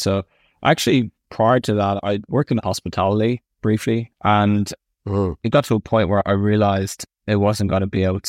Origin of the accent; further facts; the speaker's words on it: Clontarf, County Dublin, Ireland; I loved it there. Originally, it was in Griffith Avenue for about 12 years or so, and then we moved to Clontarf. I loved being by the sea.